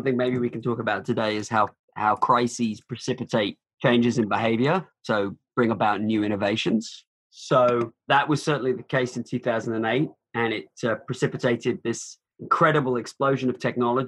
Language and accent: English; United Kingdom; now in United States; I'm from the UK originally, but I've spent more time in America than anywhere else.